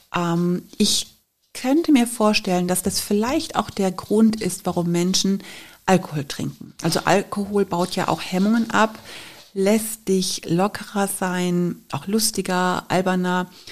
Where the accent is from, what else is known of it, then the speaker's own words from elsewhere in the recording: Cologne, North Rhine-Westphalia, Germany; Ich bin ja in Köln groß geworden, habe Karneval als Kind geliebt